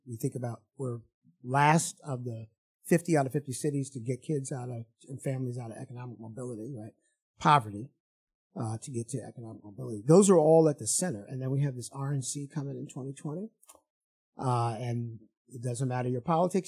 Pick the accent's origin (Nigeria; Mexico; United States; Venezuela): United States; Evanston, Illinois; I'm from Evanston, Illinois.